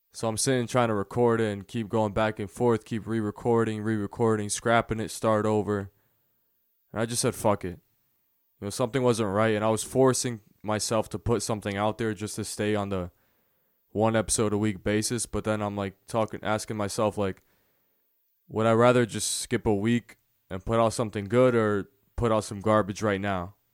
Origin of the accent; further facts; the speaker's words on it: United States; i was born in america